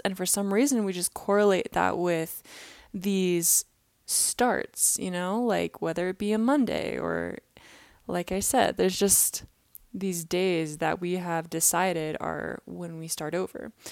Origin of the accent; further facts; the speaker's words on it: Kansas City, Missouri, United States; now in Utah, United States; I was in my hometown, Kansas City, for the holidays